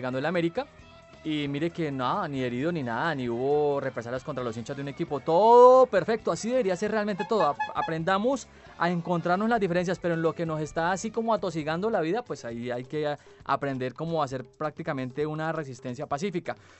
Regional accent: Cali, Valle del Cauca, Colombia; nuestro Cal y nuestro Valle

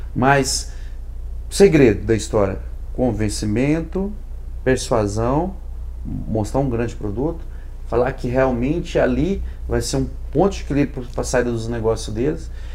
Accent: Goiânia, Goiás, Brazil; sou de Goiânia

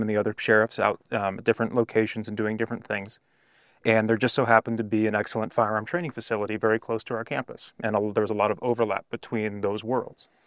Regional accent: California, United States; moved away as an adult; also born or lived in Arizona; I was from California

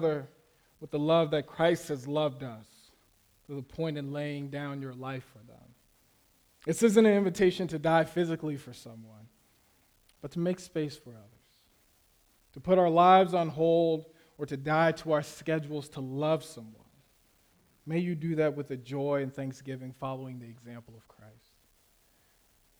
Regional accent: Florida, United States; also born or lived in Las Vegas, Nevada, United States; I grew up in Las Vegas, and we moved to Florida when I was about 8

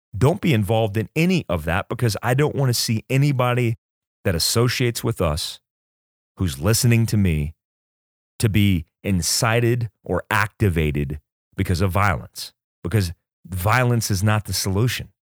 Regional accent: United States; as an American who believes in constitutional rights

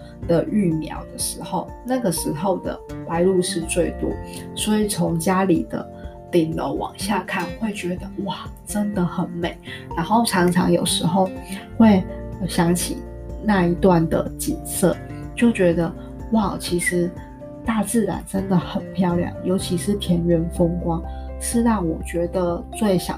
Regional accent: Kaohsiung, Taiwan; moved away as an adult; now in Taipei, Taiwan; 因为小时候我是我是住高我是高雄人，是住南部，是自从上了大学之后才来台北。然后每次之前回去南部的时候，觉得天哪，高雄好热

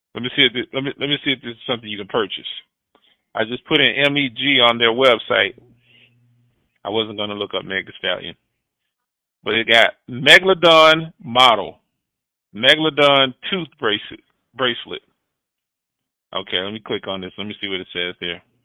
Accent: United States; I'm an American

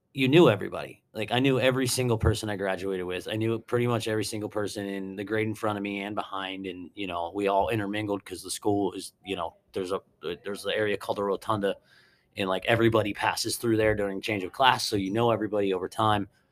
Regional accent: Mount Pleasant, Pennsylvania, United States; also born or lived in Harrisburg, Pennsylvania; grew up um, in Mount Pleasant Township for the first I think like seven or eight years of my life and then moved to town. And I'm still a resident of Mount Pleasant Borough

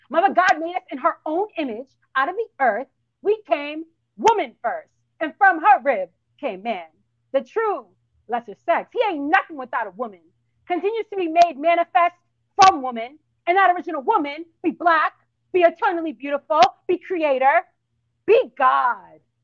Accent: Boston, Massachusetts, United States; moved away as an adult; now in South Florida, United States; I'm from Boston, born and raised.

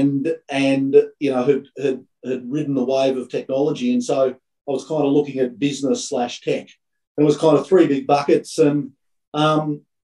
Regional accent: country Victoria, Australia; also born or lived in Calgary, Canada / Melbourne, Australia / New York, United States; I grew up in country Victoria. And so, loved playing my cricket and my football as a young Victorian boy

